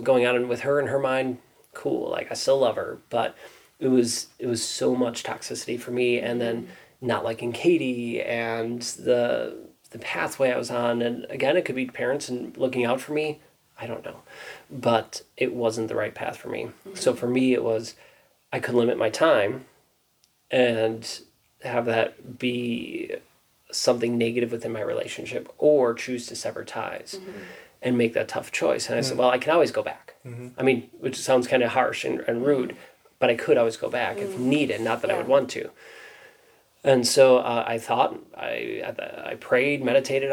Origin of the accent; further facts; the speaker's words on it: Wisconsin, United States; I grew up here in Wisconsin.